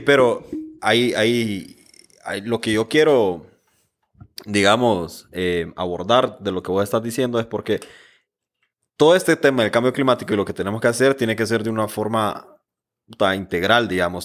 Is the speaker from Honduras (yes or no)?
yes; Honduras; Como hondureños